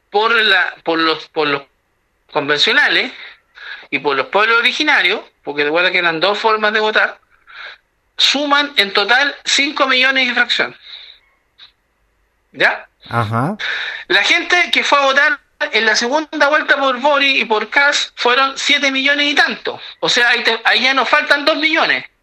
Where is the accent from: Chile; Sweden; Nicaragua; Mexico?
Chile; Y como los chilenos somos un poco conservadores